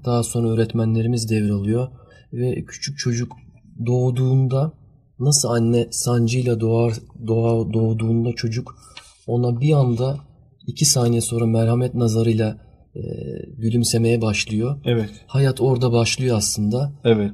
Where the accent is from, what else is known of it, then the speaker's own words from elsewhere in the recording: Germany; now in Turkey; ben Almanya doğumluyum